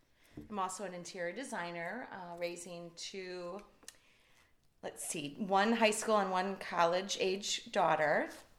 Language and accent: English; Wisconsin, United States; moved away; We both grew up in the Midwest. I grew up in Wisconsin